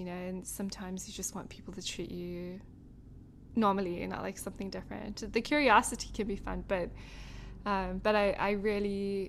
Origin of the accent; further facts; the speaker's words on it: South Africa; now in United States; Because I'm from somewhere different. And so when I'm here, I'm South African, but when I'm in South Africa, I'm American.